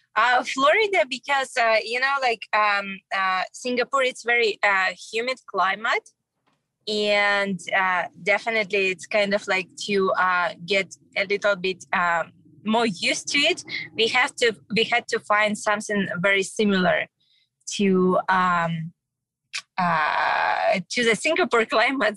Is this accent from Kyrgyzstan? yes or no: yes; Kyrgyzstan; moved away; visiting my home country